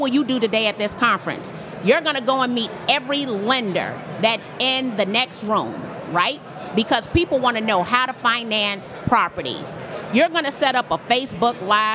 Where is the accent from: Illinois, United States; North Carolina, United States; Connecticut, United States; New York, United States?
Illinois, United States; Chicago; I'm from Chicago